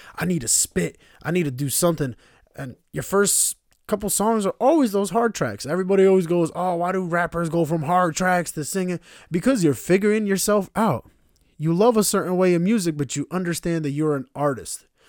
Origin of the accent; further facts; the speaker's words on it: Stamford, Connecticut, United States; also born or lived in Slovenia / Kosovo (parents) / Northern Albania (ancestry); I'm from Connecticut